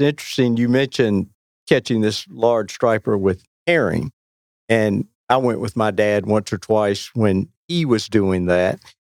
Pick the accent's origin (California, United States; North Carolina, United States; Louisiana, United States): North Carolina, United States; Weldon; moved away as an adult; now in Cary, United States; I grew up in Weldon and had a great experience in a small town there on the Roanoke. I've lived in Cary since 1988